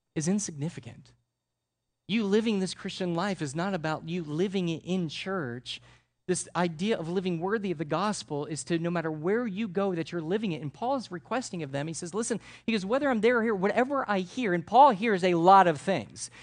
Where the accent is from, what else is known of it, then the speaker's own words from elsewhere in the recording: Connecticut, United States; I'm from Connecticut